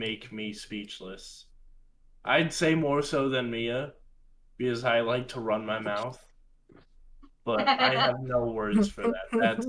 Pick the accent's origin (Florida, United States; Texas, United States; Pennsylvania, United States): Florida, United States; I'm from Florida.